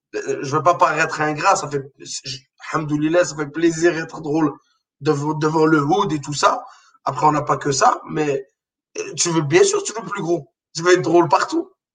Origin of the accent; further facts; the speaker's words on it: Morocco; now in Quebec, Canada; j'ai grandi au Maroc